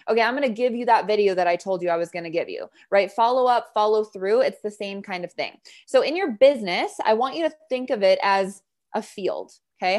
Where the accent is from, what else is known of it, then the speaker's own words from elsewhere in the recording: Montana, United States; I grew up in Montana